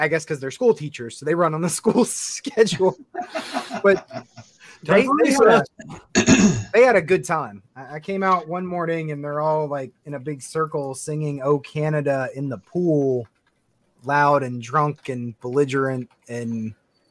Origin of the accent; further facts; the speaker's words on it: United States; I'm from the States